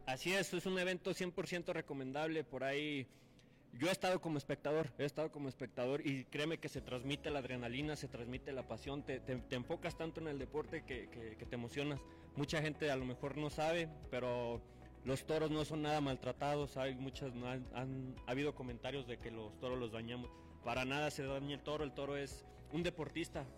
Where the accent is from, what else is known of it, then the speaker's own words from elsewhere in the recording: Lagos de Moreno, Jalisco, Mexico; yo soy de Lagos de Moreno, de Lagos de Moreno, Jalisco